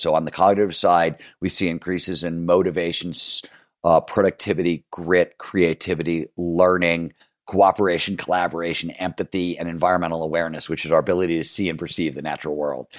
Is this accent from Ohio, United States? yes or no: yes; Cleveland, Ohio, United States; also born or lived in Chicago; I am from Chicago, but I grew up in Cleveland